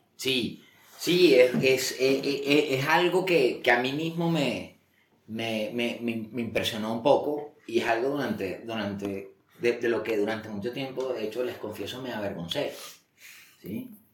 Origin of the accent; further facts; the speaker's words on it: Barranquilla, Atlántico, Colombia; moved away as an adult; now in Bogotá, Colombia; es un colombiano, nací en Barranquilla eh, hace 49 años. Em, yo creo que tuve una infancia normal, 18 años allá, luego eh, me vine a Bogotá a estudiar